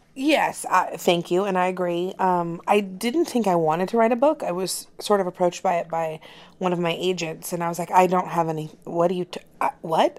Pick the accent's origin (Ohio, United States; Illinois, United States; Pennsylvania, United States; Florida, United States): Florida, United States; I'm from Florida, and so I know what Southern people are like